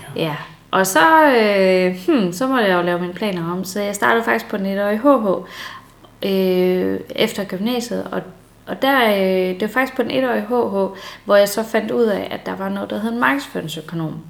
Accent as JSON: {"language": "Danish", "country": "Denmark"}